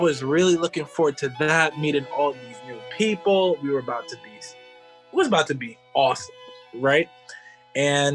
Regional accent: Hempstead, New York, United States; I'm from Hempstead, New York

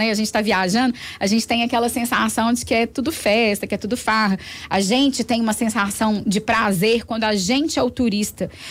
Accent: Belo Horizonte, Minas Gerais, Brazil; olha, eu sou daqui, eu sou de Belo Horizonte.

